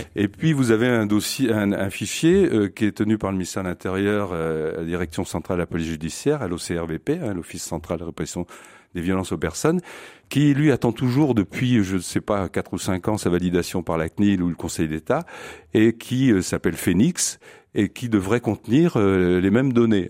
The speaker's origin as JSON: {"language": "French", "country": "France", "said": "chez nous en France"}